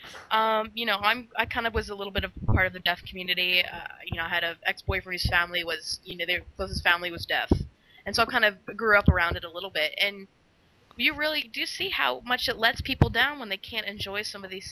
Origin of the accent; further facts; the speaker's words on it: Texas, United States; moved away; also born or lived in Dallas; I'm originally from Texas. I lived in Dallas